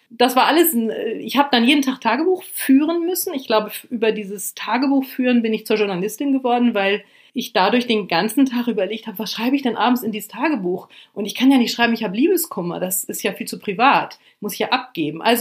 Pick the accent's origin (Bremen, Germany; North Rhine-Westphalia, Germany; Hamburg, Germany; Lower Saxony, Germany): Lower Saxony, Germany; also ich komme vom Land, aus Niedersachsen und wollte die große weite Welt kennenlernen